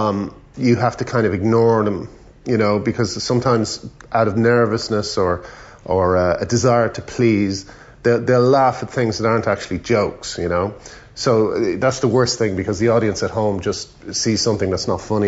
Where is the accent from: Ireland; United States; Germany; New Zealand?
Ireland; moved away as an adult; also born or lived in England; growing up in Ireland